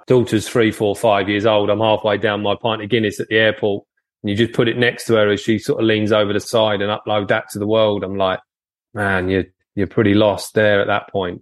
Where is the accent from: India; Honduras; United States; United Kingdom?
United Kingdom; Folkestone, South East England; I'm always been Folkestone based, so nearly in France